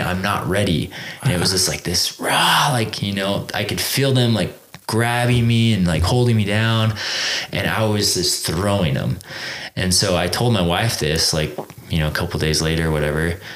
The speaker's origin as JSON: {"language": "English", "town": "Exeter", "region": "California", "country": "United States", "tie": "born or raised there", "moved": "as an adult", "lives_now": "Utah, United States", "said": "i grew up in a small town called exeter california"}